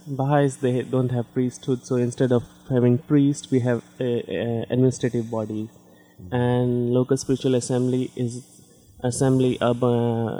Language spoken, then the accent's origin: English; Chandigarh, India; first language Hindi; English is a second language; moved away as an adult; also born or lived in Pathankot, Punjab, India / Delhi, India; now in Amherst, United States; And in Chandigarh, yeah, that's my hometown, I guess I can say. Mm-hmm. Because I lived almost all of my life in Chandigarh. I did my schooling from Chandigarh, I did my university from Chandigarh.